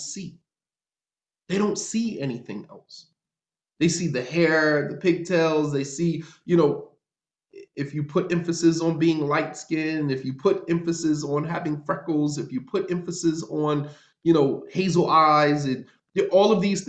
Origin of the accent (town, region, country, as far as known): North New Jersey, United States; moved away as an adult; also born or lived in Medina, Saudi Arabia